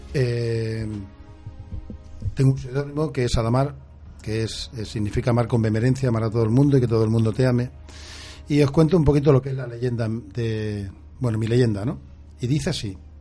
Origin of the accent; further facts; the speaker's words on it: Barcelona, Catalonia, Spain; soy nacido en Barcelona, soy catalán eh, mis raíces son del suroeste de Badajoz, tocando ya la parte de Huelva.